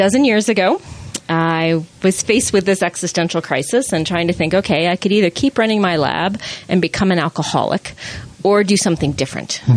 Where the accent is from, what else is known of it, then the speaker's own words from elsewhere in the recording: Long Island, New York, United States; now in Utah, United States; I grew up in New York, on Long Island